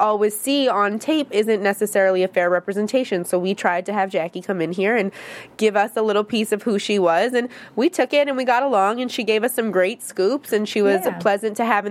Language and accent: English; upstate New York, United States; also born or lived in Harlem, New York; I'm from, like, a small town in upstate New York